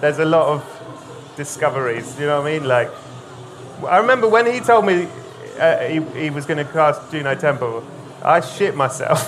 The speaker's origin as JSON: {"language": "English", "country": "United Kingdom", "said": "being British"}